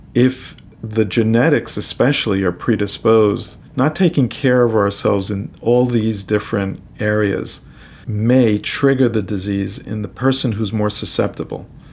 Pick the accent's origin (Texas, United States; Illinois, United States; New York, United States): New York, United States; New York City; moved away as an adult; also born or lived in Boston; now in Miami, United States; I came from New York City. I'm a New Yorker.